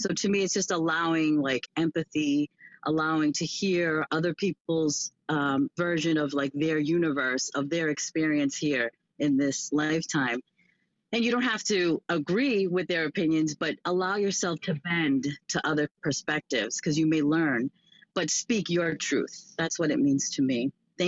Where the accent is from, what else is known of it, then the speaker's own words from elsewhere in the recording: Boston, Massachusetts, United States; I'm from Boston, Massachusetts